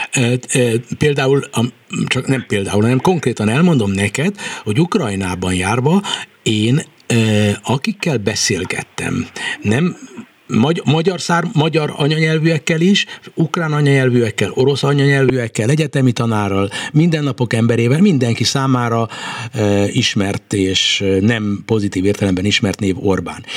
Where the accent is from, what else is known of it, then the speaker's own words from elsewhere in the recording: Hungary; magyarként, magyar hazafiként, magyar állampolgárként